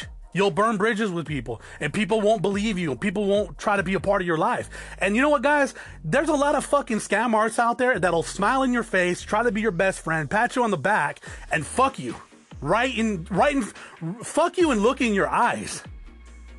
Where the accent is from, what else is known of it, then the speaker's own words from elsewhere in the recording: Arizona, United States; also born or lived in Norwalk, California; I was born there, but I was raised in Arizona